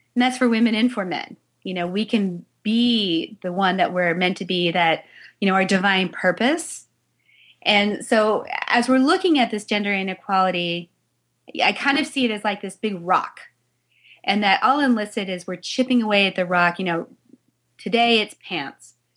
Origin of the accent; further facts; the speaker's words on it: Salt Lake City, Utah, United States; I was born in Salt Lake City, Utah.